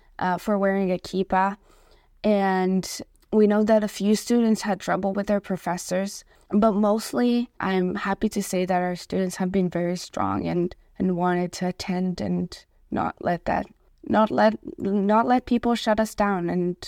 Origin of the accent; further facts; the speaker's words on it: Israel; now in Victoria, Canada; I immigrated from Israel, and so facing anti-Semitism is something that's new to me and hard